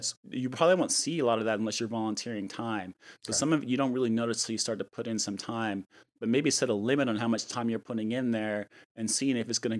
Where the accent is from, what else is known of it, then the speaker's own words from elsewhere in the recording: New Mexico, United States; I mean, being that I came from New Mexico and I've been in the Bay Area for 9 years, when I first moved here, you know, I didn't really know anyone.